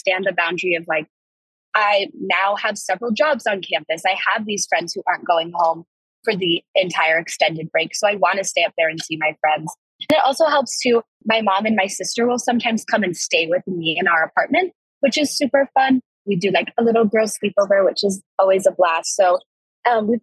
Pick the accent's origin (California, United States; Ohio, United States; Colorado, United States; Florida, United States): Colorado, United States; Evergreen; also born or lived in Fort Collins, Colorado; being from Colorado, I'm from Evergreen, Colorado, which is about like an hour and a half away from here